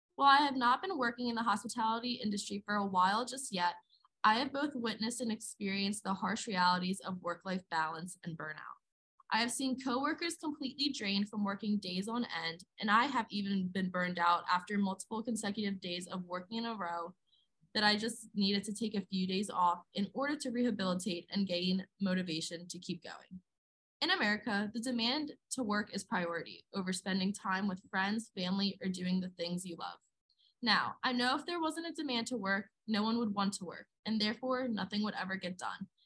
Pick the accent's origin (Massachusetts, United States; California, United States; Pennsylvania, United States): Pennsylvania, United States; West Chester; I'm from Westchester, Pennsylvania, an area I usually refer to as outside of Philly.